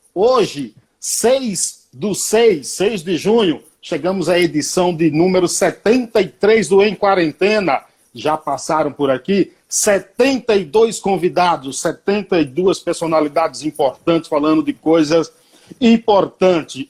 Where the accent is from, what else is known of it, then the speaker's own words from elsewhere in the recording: Paiaiá, Bahia, Brazil; Eu sou do, do Paiaiá